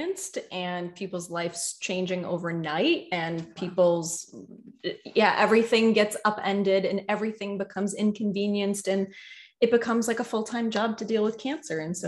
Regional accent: Massachusetts, United States; I'm from Massachusetts

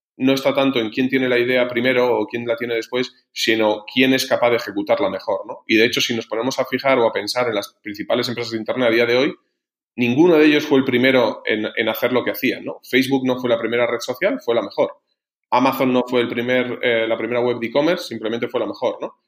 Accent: Logroño, La Rioja, Spain; moved away as an adult; now in Madrid, Spain; soy de Logroño

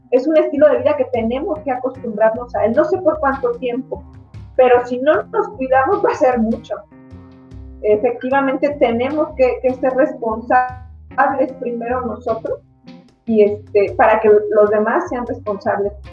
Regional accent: Michoacán, Mexico; como ciudadanos, como mexicanos inteligentes, como michoacanos inteligentes

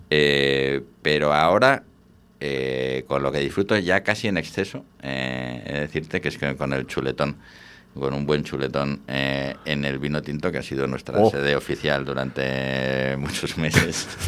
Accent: Valladolid, Castile and León, Spain; Yo soy muy de Valladolid, muy de la Ribera, pero es que ahora mismo incluso en Valladolid, pues el tinto que se hace en Cigales es espectacular.

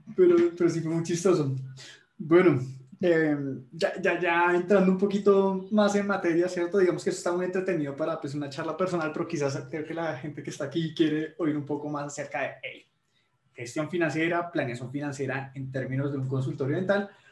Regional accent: Colombia; soy colombiano

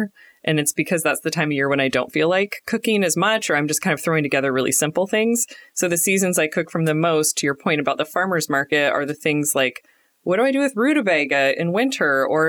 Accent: Portland, Oregon, United States; We're home cooks from Portland, Oregon.

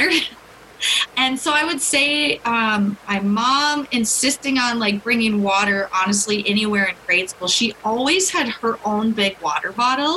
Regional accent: Mankato, Minnesota, United States; I am from Mankato, currently living in Mankato

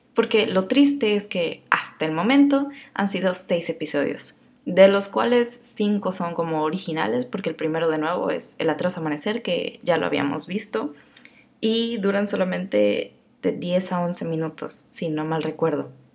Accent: Mexico; yo soy mexicana y a veces hablo así

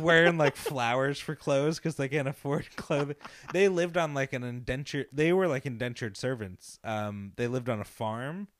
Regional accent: Long Island, New York, United States; We grew up in Long Island

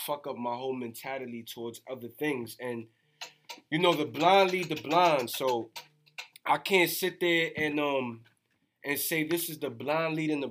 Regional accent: New York City, New York, United States; I'm from the Bronx, 174th and Vice Avenue to be exact

